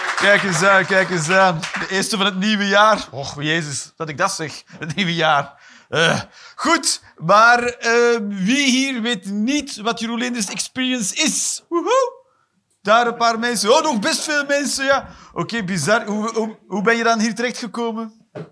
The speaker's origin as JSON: {"language": "Dutch", "region": "Flanders", "country": "Belgium", "said": "ik ben een Vlaming"}